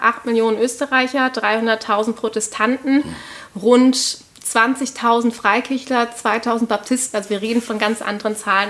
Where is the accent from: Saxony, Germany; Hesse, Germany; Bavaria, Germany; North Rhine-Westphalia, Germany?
North Rhine-Westphalia, Germany; Cologne; accent: Hochdeutsch; moved away as an adult; now in Vienna, Austria; Die haben sich dann in Köln kennengelernt. Ähm, also somit bin ich Kölnerin, aber ich spreche ja verhältnismäßig Hochdeutsch